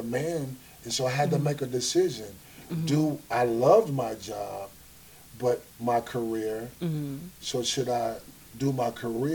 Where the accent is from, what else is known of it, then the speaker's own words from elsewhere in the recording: Flint, Michigan, United States; where we grew up at, we grew up in Flint